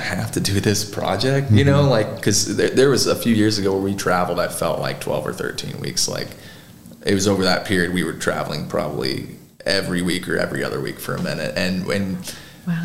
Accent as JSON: {"language": "English", "town": "Goreville", "region": "Illinois", "country": "United States", "also_born_or_lived": "Marion, Illinois", "said": "I was from Goreville. Now all my community's in Marion"}